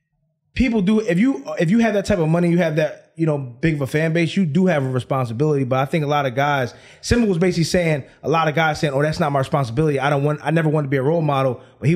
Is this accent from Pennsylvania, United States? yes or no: yes; Philadelphia, Pennsylvania, United States; I'm from South Philly.